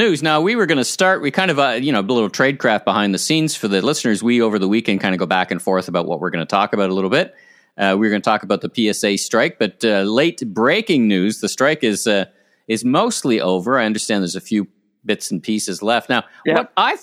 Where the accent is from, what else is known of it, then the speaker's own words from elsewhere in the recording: Ottawa, Ontario, Canada; growing up in Ottawa, about three blocks away from the experimental farms